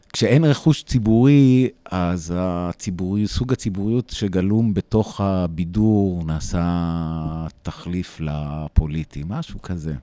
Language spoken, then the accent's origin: Hebrew; United States; now in Israel; אני נולדתי באמריקה, אני חייתי הרבה מהחיים שלי ב, בארצות הברית